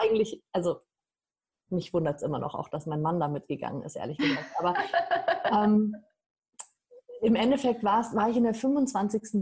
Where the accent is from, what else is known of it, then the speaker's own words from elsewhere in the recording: Germany; bei uns in Deutschland